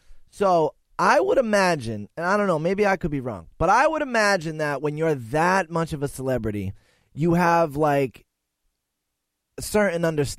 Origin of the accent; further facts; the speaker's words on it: Boston, Massachusetts, United States; I'm kind of from Eastie too